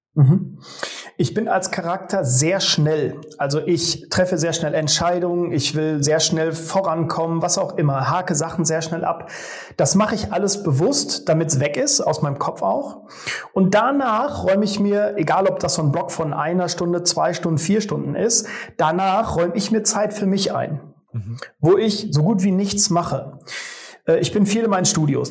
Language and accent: German; Sauerland, North Rhine-Westphalia, Germany; moved away as an adult; also born or lived in Cologne / Neuenrade; in Sauerland, meine Heimat, von Köln wieder zurück